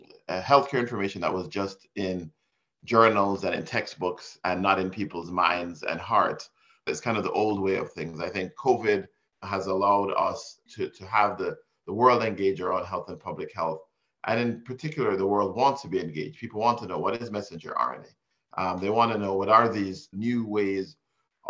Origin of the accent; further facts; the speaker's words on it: Jamaica; moved away; also born or lived in Miami, Florida, United States; I was born in Jamaica and raised partially in Miami and partially in Jamaica.